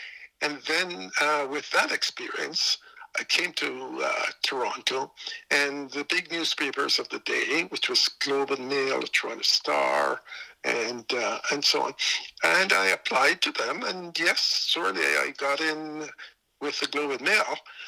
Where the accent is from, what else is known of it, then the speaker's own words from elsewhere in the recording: England, United Kingdom; moved away as an adult; also born or lived in Jamaica; now in Canada; My mother took the opportunity to go to England, and she took me and my brother with her. And so we grew up essentially in England, although I still have a lot of friends and distant cousins still in Jamaica.